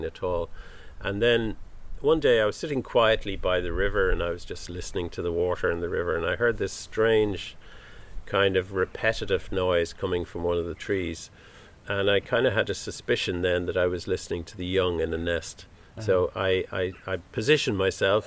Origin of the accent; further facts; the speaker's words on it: Dublin, Leinster, Ireland; I grew up in Dublin